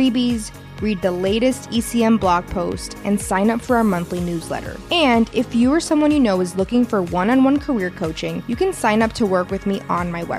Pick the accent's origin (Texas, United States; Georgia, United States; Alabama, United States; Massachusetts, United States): Texas, United States; moved away as an adult; I'm also from Texas and I went to college on the East Coast